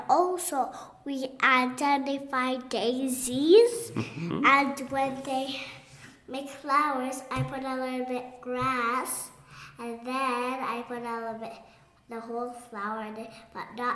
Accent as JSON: {"language": "English", "country": "Kuwait", "moved": "yes", "said": "from Kuwait and I'm 4 years old"}